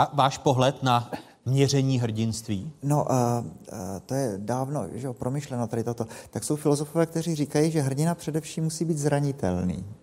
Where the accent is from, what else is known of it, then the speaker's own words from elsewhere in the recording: Czechia; my máme jako Češi